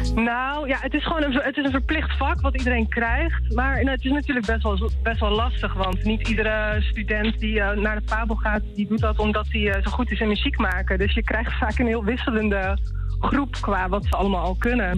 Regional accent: Rotterdam, South Holland, Netherlands; ik kom uit Rotterdam

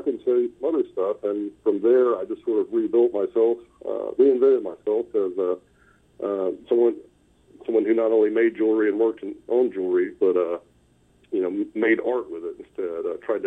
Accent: Huntsville, Hartselle, Decatur area, North Alabama, United States; I grew up in North Alabama, in the Huntsville, Hartsville, Decatur area, on the Tennessee River

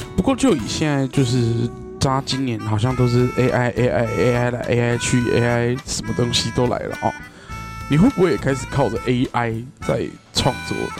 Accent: Kaohsiung, Taiwan; 为一个高雄人

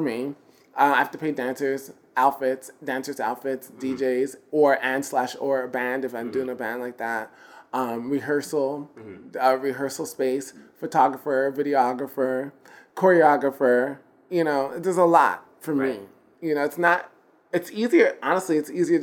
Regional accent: New York, United States; I'm from New York

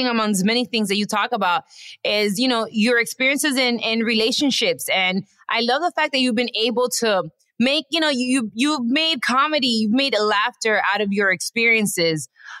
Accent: Dominican Republic; I am a proud Dominicana.

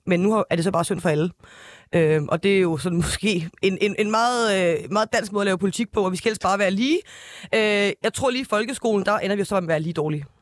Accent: North Zealand, Capital Region of Denmark, Denmark; jeg er fra Nordsjælland, and I'm proud.

